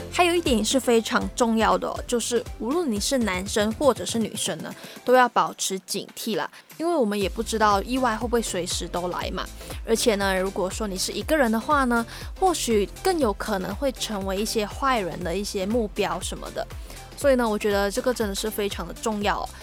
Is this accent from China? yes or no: no; Malaysia; moved away as an adult; now in Taiwan; 我在我的家乡，就是马来西亚的时候，无论是在上课或者是在家里，都算是群体生活吧